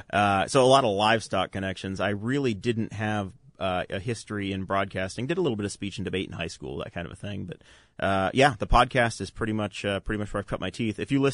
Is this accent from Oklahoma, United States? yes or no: no; Massena, New York, United States; I grew up in Messina, New York